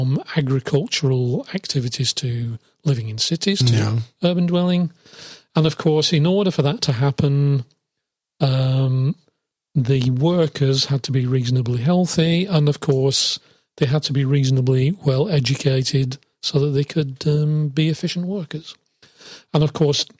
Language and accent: English; England, United Kingdom; I'm from England